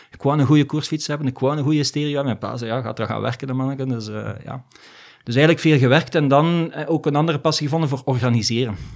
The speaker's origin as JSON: {"language": "Dutch", "country": "DR Congo", "tie": "born there", "said": "Dus ik ben in Afrika geboren eigenlijk, hè, in Congo. En ik ben eigenlijk met malaria geboren."}